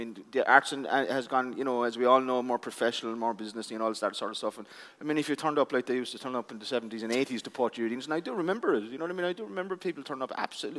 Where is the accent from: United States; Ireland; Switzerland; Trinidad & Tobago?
Ireland; West Cork, Munster; also born or lived in Tralee; where I grew up in West Cork